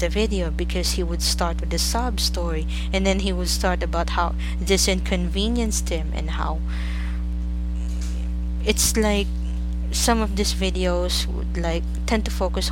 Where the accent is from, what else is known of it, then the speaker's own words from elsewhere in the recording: Philippines; I'm from the Philippines